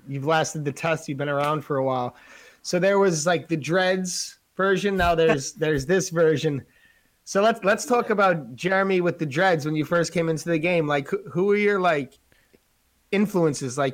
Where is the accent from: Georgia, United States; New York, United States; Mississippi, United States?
New York, United States; we're from New York